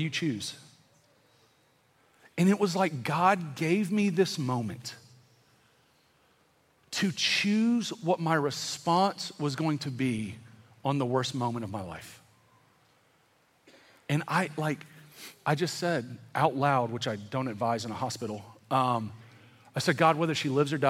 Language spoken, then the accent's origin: English; the South, United States; also born or lived in California; growing up in the South